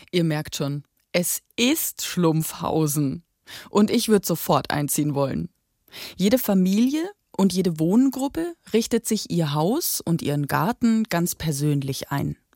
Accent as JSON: {"language": "German", "region": "Bavaria", "country": "Germany", "tie": "born or raised there", "said": "Eigentlich wollte ich Silke gerne im Kinderdorf besuchen und auch mal wieder meine Heimat, die Oberpfalz, sehen."}